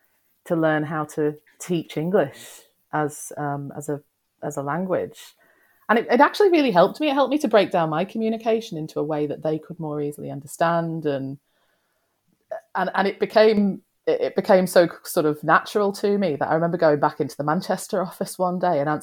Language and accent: English; Australia; now in United Kingdom; I grew up in Australia